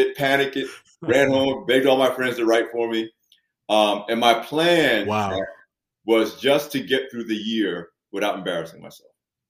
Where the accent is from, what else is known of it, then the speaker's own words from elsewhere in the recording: Long Branch, New Jersey, United States; moved away as an adult; also born or lived in Brooklyn, New York; I was born and raised on the Jersey Shore, went to the large state university in New Jersey.